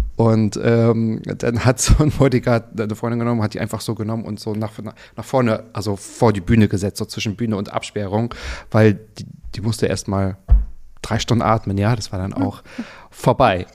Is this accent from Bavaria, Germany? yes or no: no; Müritz National Park, Mecklenburg-Vorpommern, Germany; Ich bin im Myris Nationalpark aufgewachsen